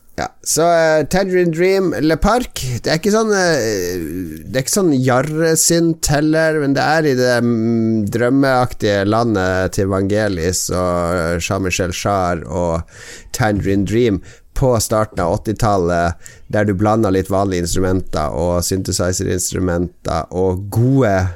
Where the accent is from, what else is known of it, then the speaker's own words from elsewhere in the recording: Harstad, Troms, Norway; accent: Northern Norwegian; now in Oslo, Norway; jeg er jo ikke fra Harstad lenger. Det er lenge siden jeg har vært i Harstad